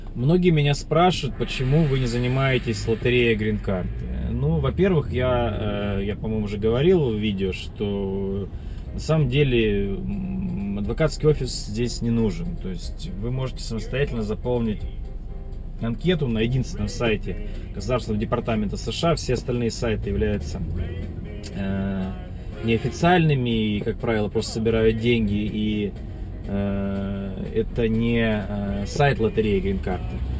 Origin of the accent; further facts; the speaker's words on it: Russia; moved away as an adult; now in United States; в моем родном городе российские